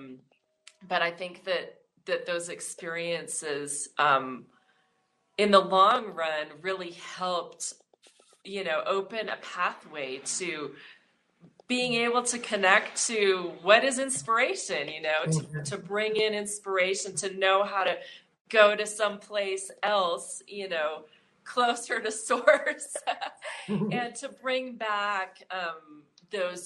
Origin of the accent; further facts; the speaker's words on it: Missoula, Montana, United States; also born or lived in Germany; in the neighborhood I grew up in Montana. I'm from Missoula.